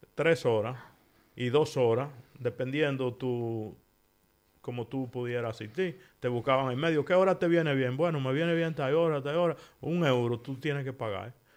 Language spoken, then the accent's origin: Spanish; Dominican Republic; moved away as an adult; now in Spain; nosotros los dominicanos